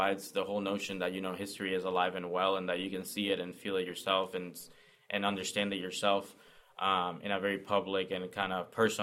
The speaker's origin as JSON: {"language": "English", "country": "Puerto Rico", "tie": "born or raised there", "moved": "yes", "said": "being born and raised in Puerto Rico"}